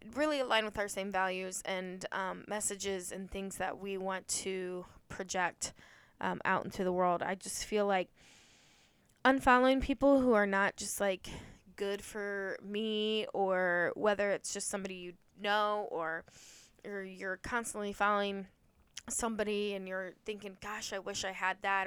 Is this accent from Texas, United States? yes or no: no; Ohio, United States; now in Indiana, United States; I grew up in Ohio, but I grew up near the Indiana state line, hence why I live in Indiana